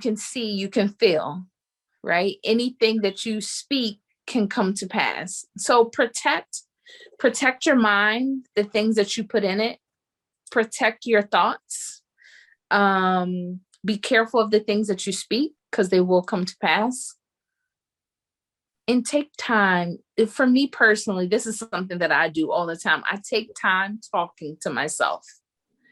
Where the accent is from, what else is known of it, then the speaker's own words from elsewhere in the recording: Baltimore, Maryland, United States; I'm from Baltimore